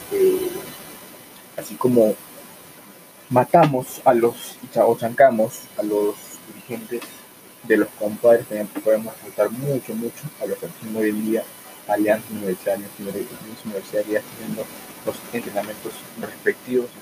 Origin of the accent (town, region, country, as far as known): Peru